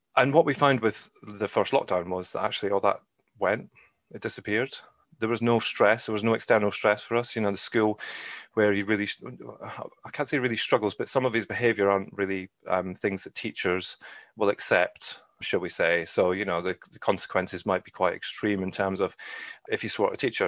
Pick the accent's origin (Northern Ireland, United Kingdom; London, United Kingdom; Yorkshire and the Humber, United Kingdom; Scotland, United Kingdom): Scotland, United Kingdom; moved away as an adult; also born or lived in England; now in Ireland; I'm originally from Scotland, albeit I've lived, um, the majority of my life in England, actually. And I lived in Scotland till I was nineteen